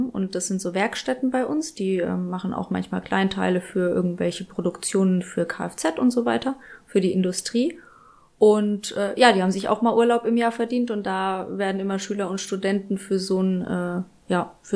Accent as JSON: {"language": "German", "town": "Bad Kissingen", "region": "Bavaria", "country": "Germany", "tie": "born or raised there", "said": "in Bad Kissingen bei uns. Da, wo ich groß geworden bin."}